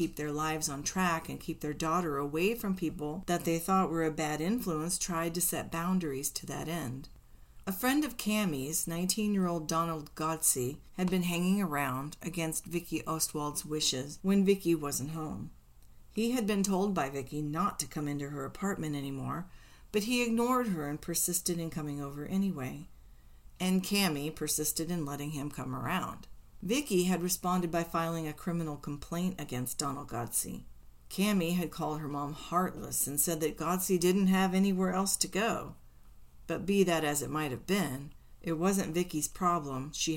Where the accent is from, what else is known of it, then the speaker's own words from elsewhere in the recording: Indiana, United States; When I grew up in Indiana, we used to empty bags of feed corn kernels on people's doorsteps, which we Hoosier kids cleverly called corning.